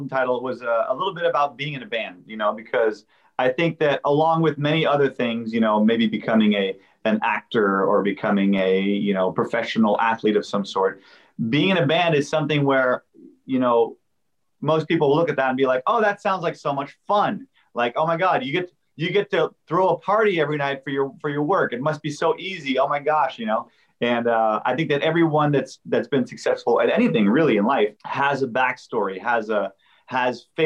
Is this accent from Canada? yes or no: yes; Montreal, Quebec, Canada; now in California, United States; Yeah, I'm, I'm from Montreal